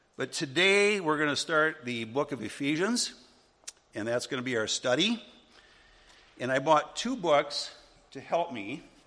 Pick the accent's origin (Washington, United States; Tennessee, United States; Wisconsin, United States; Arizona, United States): Wisconsin, United States; where I grew up in Wisconsin